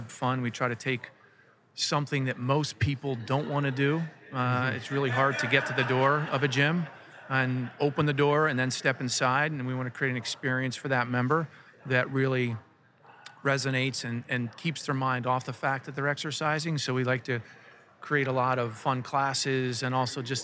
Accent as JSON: {"language": "English", "region": "northwestern New Jersey", "country": "United States", "tie": "born or raised there", "also_born_or_lived": "San Diego, California", "moved": "yes", "said": "This is where I was born, San Diego, California. Yep. But grew up in northwestern New Jersey on a Christmas tree farm"}